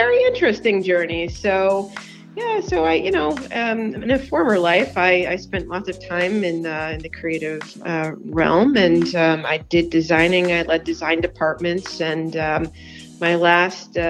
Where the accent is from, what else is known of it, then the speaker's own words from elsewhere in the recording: New Jersey, United States; moved away as an adult; also born or lived in Bergen County, New Jersey / Southern California; now in Yardley, United States; born up in North Jersey in Bergen County, and I guess depending on who you, what Jerseyite or Jerseyan you talk to, I grew up in Central Jersey